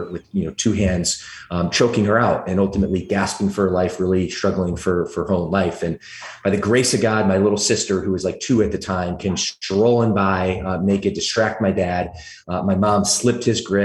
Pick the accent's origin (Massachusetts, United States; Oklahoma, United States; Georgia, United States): Georgia, United States; Atlanta; accent: thick southern drawl; also born or lived in Michigan; now in California, United States; originally, I'm actually from the deep south of Atlanta, Georgia. When I was a little guy, I used to talk with a thick southern drawl